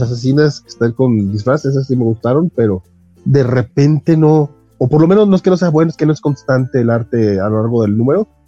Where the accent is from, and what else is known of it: Mexico